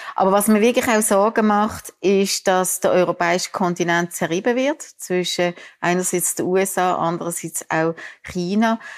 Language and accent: German; Biel-Benken, Basel-Landschaft, Switzerland; accent: Basler Dialekt; Ich komme aus Bilbengen, das ist Basel noch. Von dem her auch ja. mein ausgeprägter Basler Dialekt.